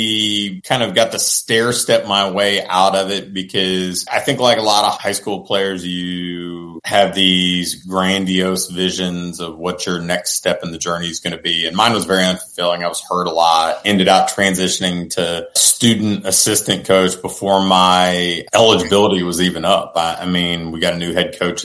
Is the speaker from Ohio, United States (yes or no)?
yes; Portsmouth, Ohio, United States; I'm from Portsmouth, Ohio.